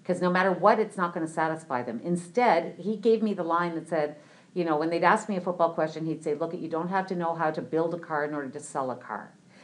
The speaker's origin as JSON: {"language": "English", "town": "Barrie", "region": "Ontario", "country": "Canada", "tie": "born or raised there", "also_born_or_lived": "St. John's, Newfoundland / Ottawa, Ontario", "said": "I was born in St. John's, Newfoundland. I'm a Newfie. Okay. And I moved to Ontario when I was young and grew up basically in Barrie, Ontario"}